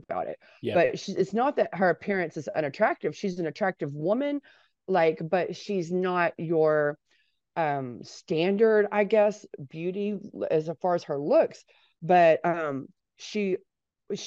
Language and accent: English; Texas, United States; also born or lived in Houston, Texas; I'm from Texas